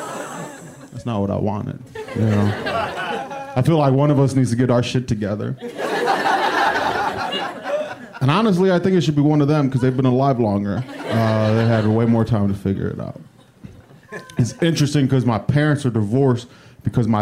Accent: Cleveland, Ohio, United States; moved away; I'm from Cleveland

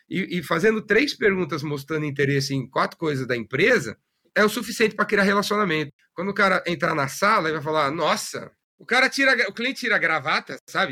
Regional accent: São Paulo, Brazil; Eu nasci em São Paulo, na, na aclimação, sou da classe média

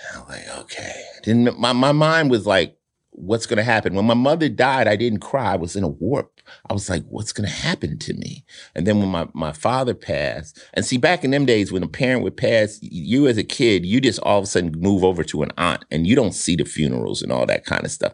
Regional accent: Summit, New Jersey, United States; born or raised there; moved away; also born or lived in Newark, New Jersey

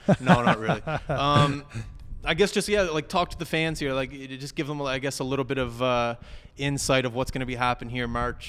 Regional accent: Halifax, Nova Scotia, Canada; that's my hometown.

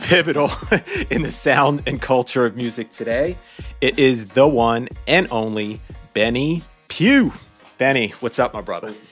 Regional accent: New York City, New York, United States; I was born and raised in New York City

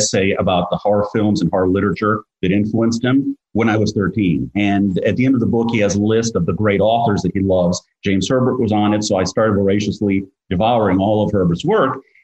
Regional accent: Greece; moved away; I grew up in Greece

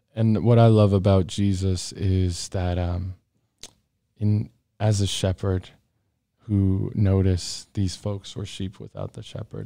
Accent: Johnson County, Kansas, United States; I was born in Johnson County.

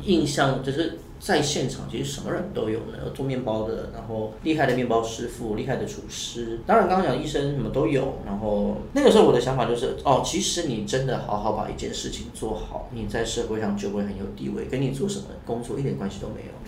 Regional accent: Taoyuan, Taiwan; 我家在桃园嘛

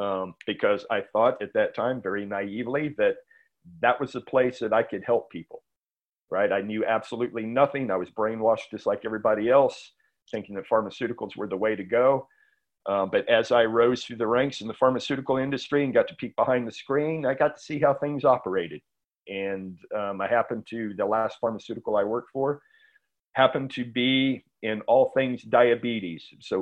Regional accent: San Antonio, Texas, United States; now in Austin, United States; No, San Antonio.

